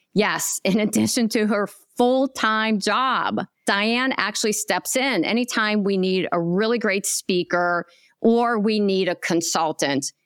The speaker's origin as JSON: {"language": "English", "region": "Pennsylvania", "country": "United States", "tie": "born or raised there", "moved": "as an adult", "lives_now": "Tampa, United States", "said": "a hospital in Pennsylvania, my home state. However, I left my home state about four and a half years ago to come here to Tampa, Florida"}